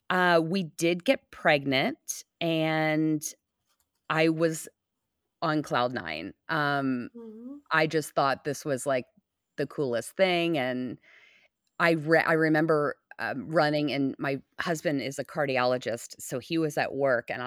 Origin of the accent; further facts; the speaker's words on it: Los Angeles, California, United States; now in Oklahoma, United States; and where I come from in LA, it's like eh, very like old parents are having children.